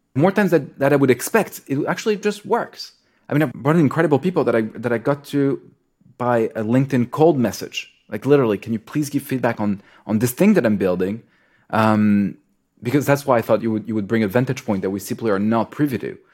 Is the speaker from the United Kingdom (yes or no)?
no; France; moved away; also born or lived in Israel / United States; I grew up in France